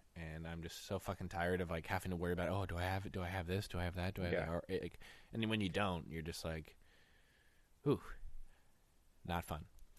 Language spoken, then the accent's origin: English; Santa Barbara, California, United States; born or raised there; moved away